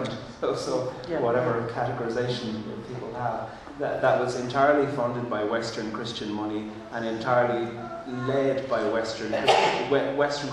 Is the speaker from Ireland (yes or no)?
yes; Ireland; first language Irish; English is a second language; coming from a colonised country myself, and speaking, my first language is Irish, my second language is English